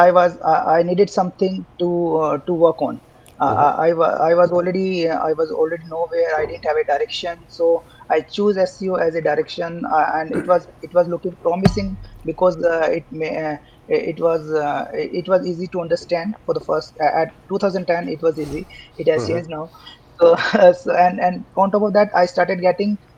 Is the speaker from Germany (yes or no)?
no; India; also born or lived in Jaipur, India / Bangalore, India; I come from India, a small town in India, in fact. I did my schooling there, and then in 2002, I moved to Jaipur for my higher studies